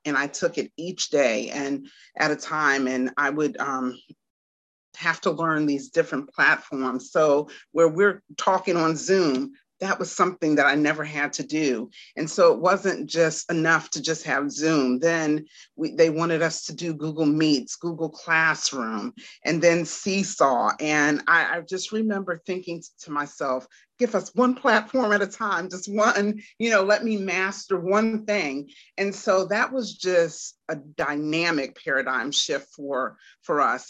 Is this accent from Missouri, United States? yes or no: no; Washington, District of Columbia, United States; now in Garner, United States; am from Washington, D.C., and I currently reside in um, Raleigh, North Carolina, and really not Raleigh, but Garner.